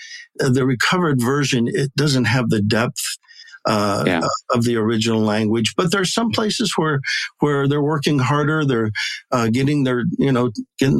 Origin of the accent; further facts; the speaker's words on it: Michigan, United States; now in Maricopa, United States; I was born and raised in Michigan